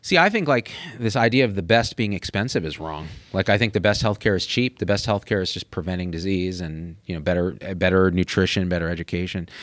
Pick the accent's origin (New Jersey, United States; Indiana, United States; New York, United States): New Jersey, United States; my home state of New Jersey